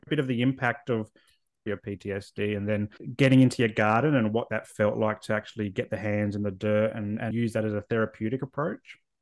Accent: Adelaide, South Australia, Australia; also born or lived in Canberra; now in Southeast Queensland, Australia; I was born and raised in Adelaide.

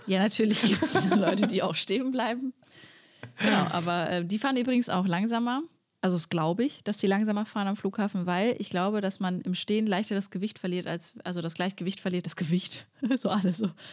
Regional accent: Sauerland, North Rhine-Westphalia, Germany; Also ich bin im Sauerland aufgewachsen

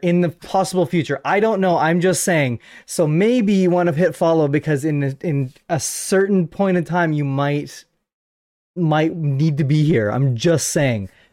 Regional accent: Canada; I am a Canadian podcaster

